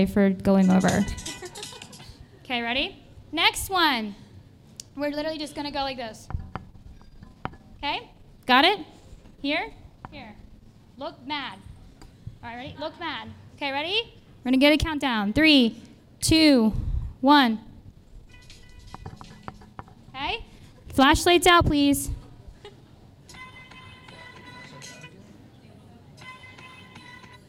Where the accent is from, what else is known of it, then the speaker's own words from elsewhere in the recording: Maryland, United States; I'm from Maryland, we milk cows